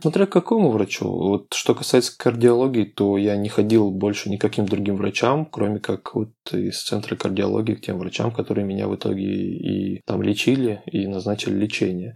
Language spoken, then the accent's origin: Russian; Krasnoyarsk, Krasnoyarsk Krai, Russia; now in Moscow, Russia; приезжаю в родной город из Москвы в Красноярск